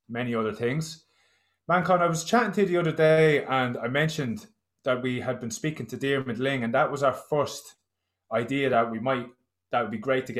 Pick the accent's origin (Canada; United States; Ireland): Ireland; us as Irish people